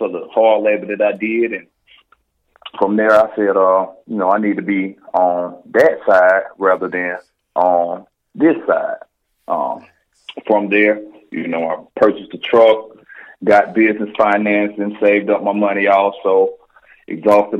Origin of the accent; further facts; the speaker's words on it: Atlanta, Georgia, United States; born and raised in Atlanta, Georgia.